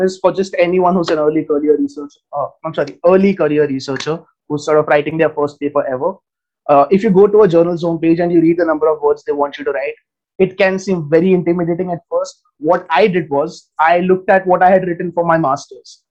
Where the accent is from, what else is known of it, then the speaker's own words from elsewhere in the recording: India; I'm a researcher from India.